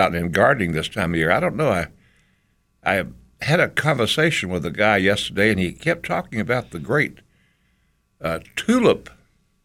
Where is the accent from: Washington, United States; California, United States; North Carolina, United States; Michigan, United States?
North Carolina, United States; Boone; I grew up in Boone and you went barefoot most of the summer